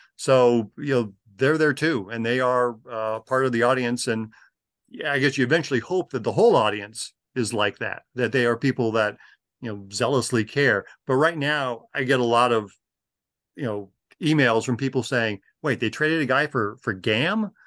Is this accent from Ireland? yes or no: no; Los Angeles, California, United States; growing up in Los Angeles in the nineteen seventies